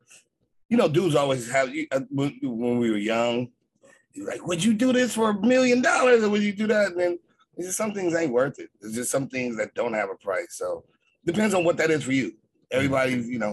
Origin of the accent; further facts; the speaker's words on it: Los Angeles, California, United States; being a, you know, Catholic kid